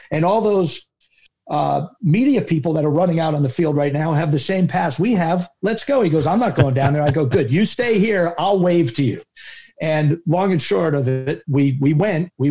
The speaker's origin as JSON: {"language": "English", "region": "New England", "country": "United States", "tie": "born or raised there", "said": "I'm a huge sports fan, and I'm a huge New England sports fan. I grew up in New England."}